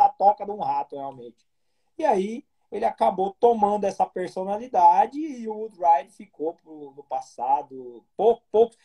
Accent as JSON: {"language": "Portuguese", "region": "Goiás", "country": "Brazil", "said": "Eu tô, sou goiano, terra do Piqui. Estou em Goiânia"}